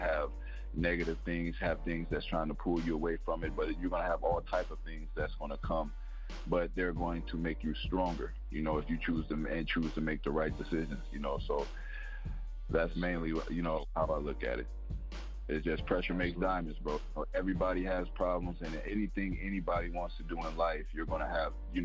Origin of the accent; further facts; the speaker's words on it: Denver, Colorado, United States; moved away as an adult; also born or lived in Iowa; now in Houston, United States; Denver is my original home. Denver, Colorado.